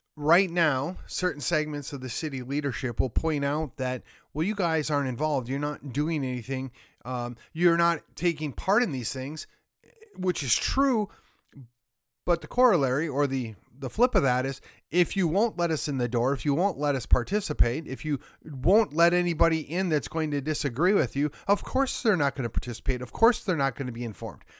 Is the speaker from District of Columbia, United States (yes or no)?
no; Milwaukee, Wisconsin, United States; now in McKinney, United States; I grew up just outside of Milwaukee